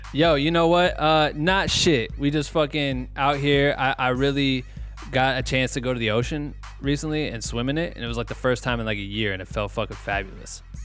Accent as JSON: {"language": "English", "region": "Iowa", "country": "United States", "tie": "born or raised there", "said": "me living, growing up in Iowa, looking up to Minnesota people in the music scene"}